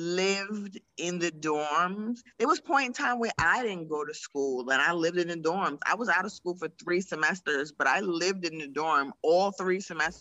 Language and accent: English; New York City, New York, United States; I grew up in Pratt.